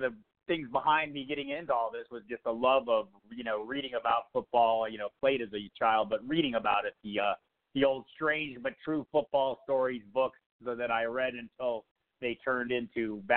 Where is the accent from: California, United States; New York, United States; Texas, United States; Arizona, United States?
Arizona, United States; Tucson; moved away as an adult; now in Albuquerque, United States; I grew up in Tucson, Arizona